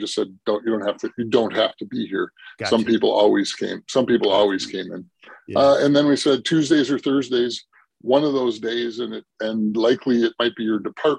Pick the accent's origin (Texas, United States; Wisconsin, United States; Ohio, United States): Wisconsin, United States; Milwaukee; now in Minnesota, United States; I am not from Minnesota originally. Okay. Though I'm from Milwaukee